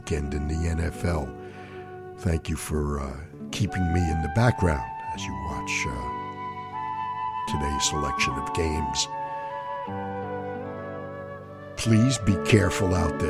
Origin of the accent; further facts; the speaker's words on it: New York City, New York, United States; moved away; my hometown in New York City